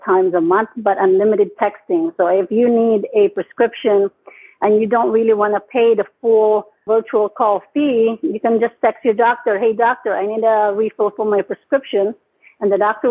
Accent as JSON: {"language": "English", "country": "Philippines", "moved": "as an adult", "lives_now": "United States", "said": "I came from the Philippines. I've been here in the United States since 1999."}